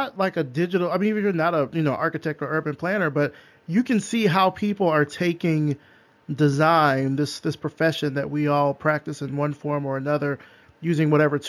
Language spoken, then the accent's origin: English; Selma, Alabama, United States; moved away; also born or lived in Atlanta; my hometown where I grew up. I'm from Selma, Alabama.